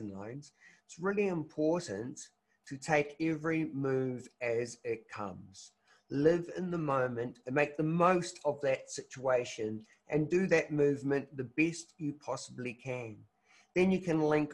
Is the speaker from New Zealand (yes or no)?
yes; New Zealand; I'm from New Zealand